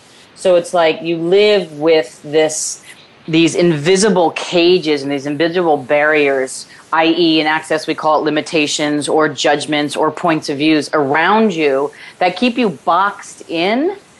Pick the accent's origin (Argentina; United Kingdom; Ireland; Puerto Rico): Ireland; because, you know, I'm Irish.